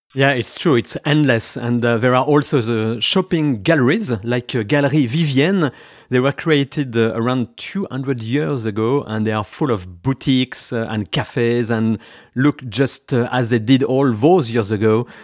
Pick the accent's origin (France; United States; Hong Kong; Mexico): France; now in United Kingdom; I am one of those, uh, French expats in the U K.